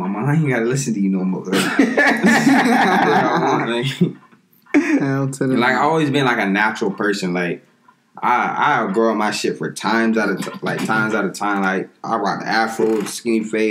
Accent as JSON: {"language": "English", "area": "Pine Hills", "region": "Florida", "country": "United States", "tie": "born or raised there", "said": "I grew up on Pine Hills"}